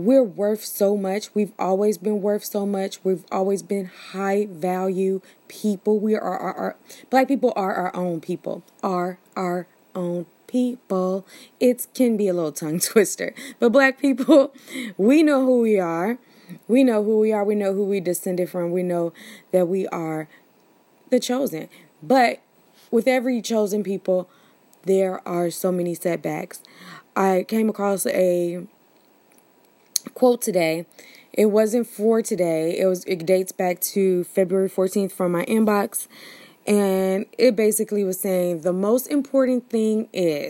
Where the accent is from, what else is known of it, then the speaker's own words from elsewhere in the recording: United States; We're Americans